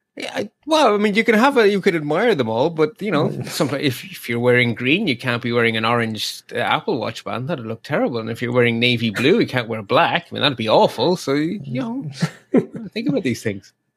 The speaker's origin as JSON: {"language": "English", "country": "Ireland", "said": "I, as an Irish person"}